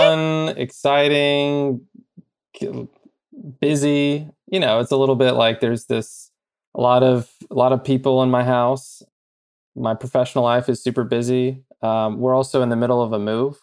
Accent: Bay Area, California, United States; I'm from the Bay Area

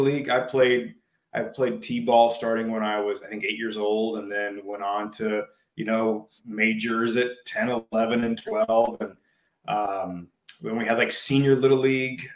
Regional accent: Juneau, Alaska, United States; also born or lived in Homer, Alaska / Oregon State; I was born and raised in Juneau

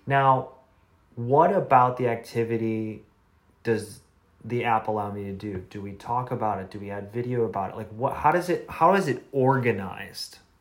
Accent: Midwest, United States; I grew up in the Midwest, so it's like more conservative

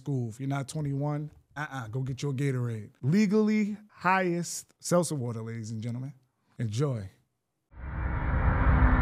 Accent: Greenburgh, New York, United States; also born or lived in Maryland; I'm from Greenberg

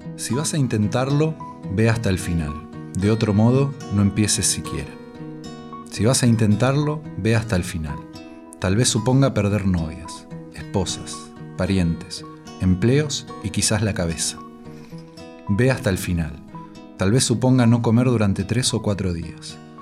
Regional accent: Mar del Plata, Buenos Aires Province, Argentina; moved away as an adult; now in Valencia, Spain; Tengo 35 años y nací en Mar del Plata, Argentina

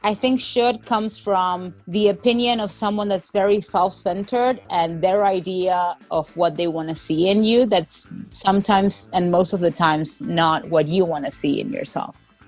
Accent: Argentina; now in United States; my growing up in Argentina

